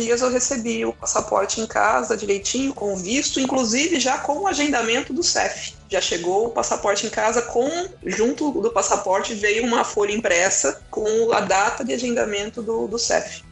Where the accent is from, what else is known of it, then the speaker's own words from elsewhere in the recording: São Paulo, Brazil; moved away as an adult; now in Portugal; vim de São Paulo